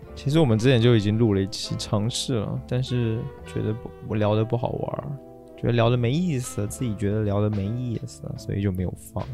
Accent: Taiwan; now in Beijing, China; 那时候是因为我们台湾人的圈子

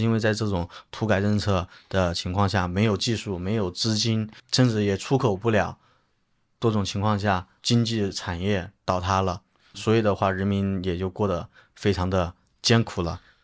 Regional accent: China; 他看到我是中国人

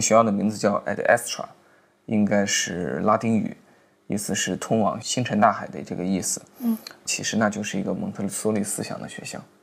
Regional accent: China; 我们中国人的俗话来讲，他像个小大人儿

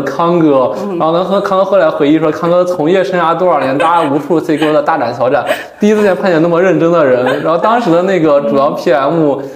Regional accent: Yuncheng, Shanxi, China; moved away as an adult; 自从我十八岁离开我的家乡运城之后

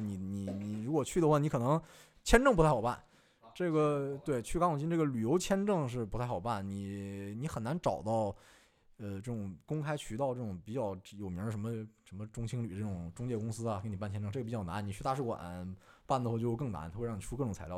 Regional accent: China; also born or lived in Democratic Republic of the Congo; 我们中国人

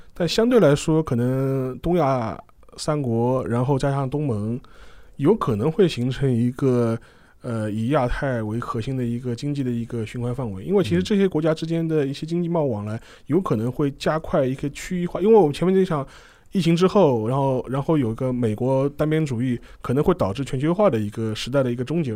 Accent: China; 我们中国人

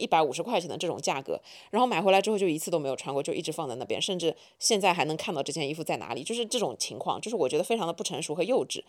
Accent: Shanghai, China; 虽然我是土生土长的上海人，但是我身边所有的朋友都觉得我不像上海人，或者说我不是一个特别上海话的上海人

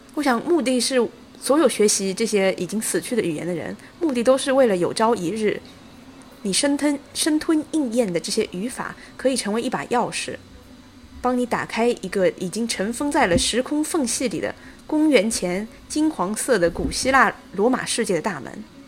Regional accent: China; 我相信我们中国人看《魔戒》的时候

